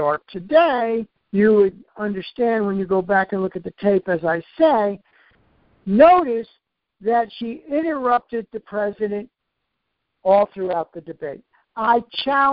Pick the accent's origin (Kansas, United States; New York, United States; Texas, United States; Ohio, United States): New York, United States; I'm from New York